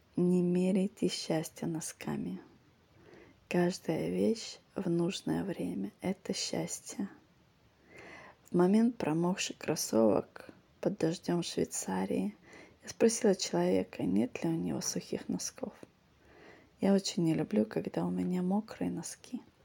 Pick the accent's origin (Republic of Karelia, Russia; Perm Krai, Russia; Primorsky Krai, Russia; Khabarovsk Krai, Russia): Primorsky Krai, Russia; Vladivostok; moved away; also born or lived in Singapore; те, кто тут вырос, для наших ног это нормально